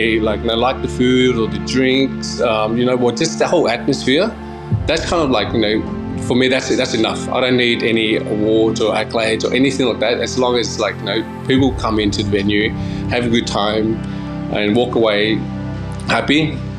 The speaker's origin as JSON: {"language": "English", "town": "Canberra", "region": "Australian Capital Territory", "country": "Australia", "tie": "born or raised there", "also_born_or_lived": "Queensland", "said": "So I think Canberra was obviously, like, you know, we grew up in Canberra, lived there for 20-something"}